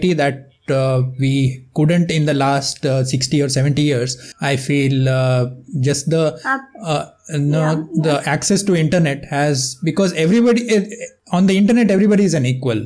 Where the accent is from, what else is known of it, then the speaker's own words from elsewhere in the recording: Karnataka, India; I am from Karnataka. It's a state in South India.